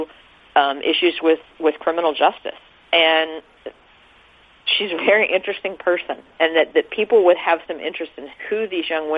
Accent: Kansas City, Missouri, United States; also born or lived in Los Angeles / St. Louis; I'm from Kansas City

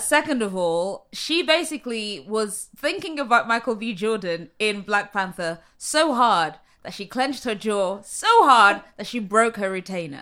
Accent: London, United Kingdom; moved away as an adult; now in New York, United States; at that time I was living in London, which is where I'm from

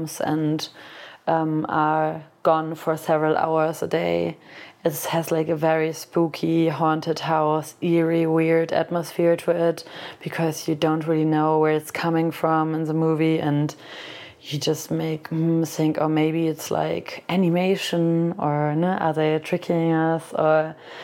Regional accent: Cologne, North Rhine-Westphalia, Germany; my hometown, which is Cologne.

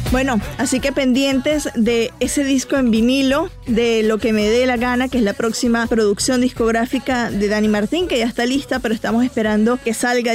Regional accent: Venezuela; yo soy venezolana, crecí en los 90

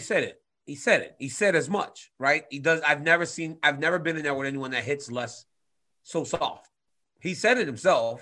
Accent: Louisiana, United States; born or raised there

